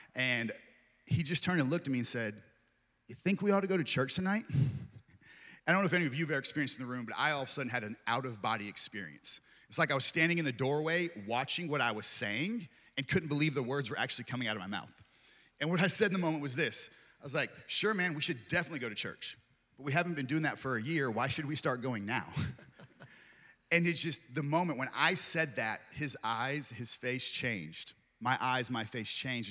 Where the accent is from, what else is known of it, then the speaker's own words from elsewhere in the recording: East Coast, United States; also born or lived in Tulsa, Oklahoma; now in Victoria, Texas, United States; not originally from Texas, grew up on the East Coast